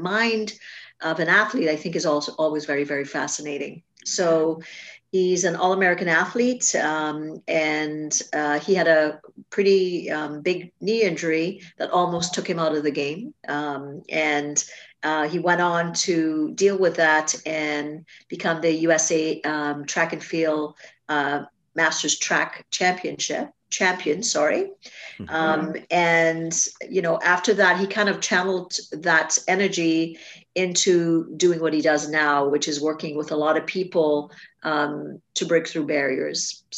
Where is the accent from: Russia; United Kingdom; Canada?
Canada; I'm Canadian.